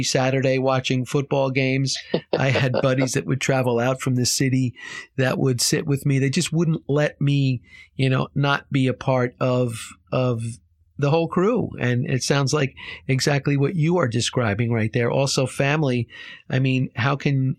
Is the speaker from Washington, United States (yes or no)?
no; Short Hills, New Jersey, United States; I grew up in Short Hills